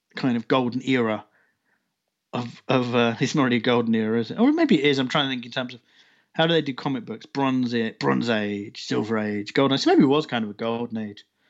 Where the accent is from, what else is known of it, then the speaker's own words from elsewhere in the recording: United Kingdom; being a Brit